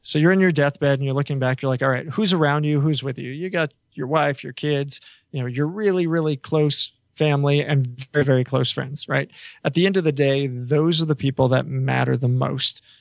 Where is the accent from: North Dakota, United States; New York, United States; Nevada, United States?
New York, United States; I always tell people I'm the New Yorker